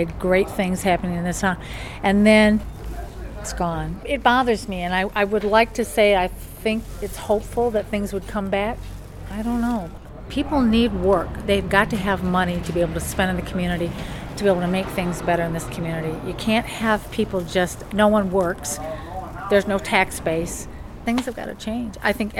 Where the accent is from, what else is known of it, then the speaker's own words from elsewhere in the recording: Flint, Michigan, United States; I grew up in Flint. It was a fantastic place to live.